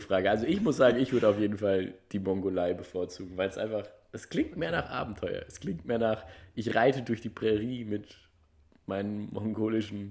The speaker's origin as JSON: {"language": "German", "country": "Germany", "said": "wenn du dann da so als Deutscher"}